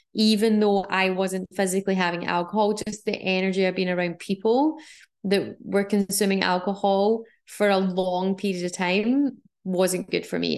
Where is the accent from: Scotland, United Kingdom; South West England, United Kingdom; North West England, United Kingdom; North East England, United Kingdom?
Scotland, United Kingdom; moved away; also born or lived in Australia; growing up in Scotland and living in Australia